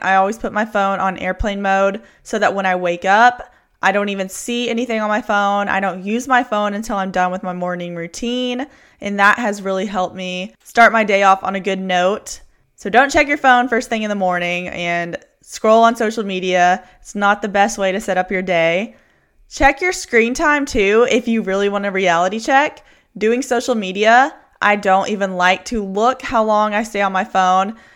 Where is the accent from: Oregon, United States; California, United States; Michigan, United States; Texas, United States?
Texas, United States; Houston; I'm from Houston